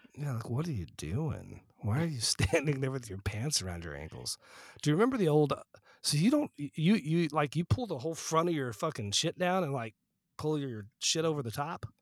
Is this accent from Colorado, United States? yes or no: yes; Fort Collins, Colorado, United States; when I was growing up in Fort Collins